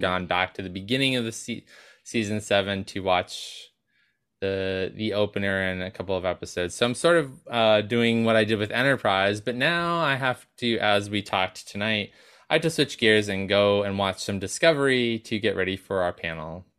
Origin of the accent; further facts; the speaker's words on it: New York, United States; We're from New York, so we're used to eating out